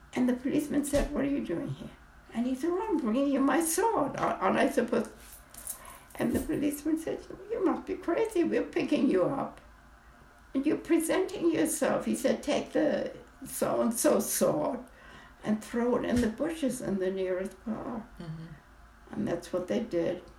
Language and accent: English; Hamburg, Germany; I was born in Hamburg, Germany in 1922